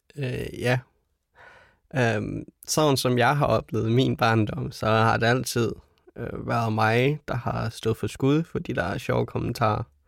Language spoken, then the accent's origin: Danish; Denmark; vi som danskere